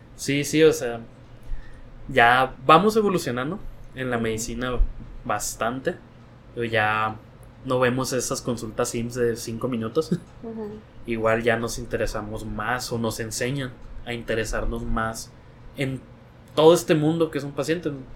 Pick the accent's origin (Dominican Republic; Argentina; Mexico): Mexico; Sinaloa; somos de Sinaloa. Mi mamá es de un ranchito